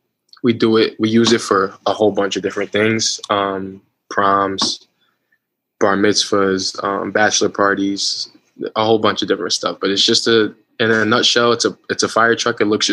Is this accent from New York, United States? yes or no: yes; Westchester, New York, United States; I'm from Westchester, New York, 25 years old